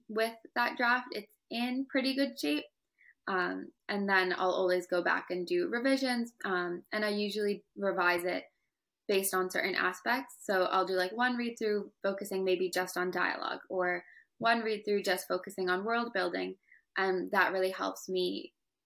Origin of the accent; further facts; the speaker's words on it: United States; My parents immigrated here from Pakistan, and I was born in America